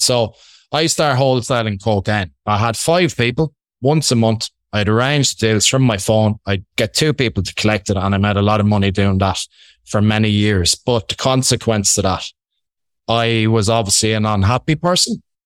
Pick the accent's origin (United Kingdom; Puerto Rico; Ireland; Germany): Ireland; accent: Irish; I'm Irish. I hope you can get that from my Irish accent.